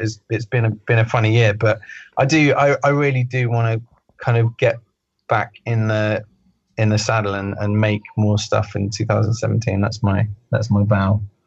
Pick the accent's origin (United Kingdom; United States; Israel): United Kingdom; especially being a Brit, that I should mind my own business and not interfere in American politics